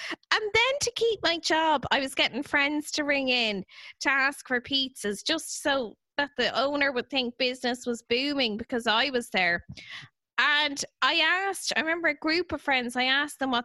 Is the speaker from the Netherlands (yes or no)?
yes; Netherlands; I'm from Netherlands